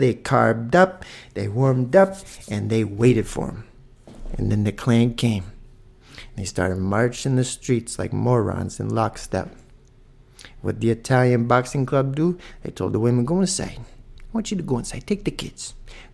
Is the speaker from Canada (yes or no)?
yes; Toronto, Ontario, Canada; I'm from Toronto